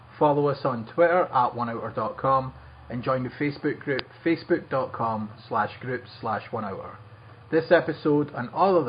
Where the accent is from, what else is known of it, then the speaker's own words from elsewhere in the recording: Scotland, United Kingdom; I'm actually from Scotland, not a shithole country.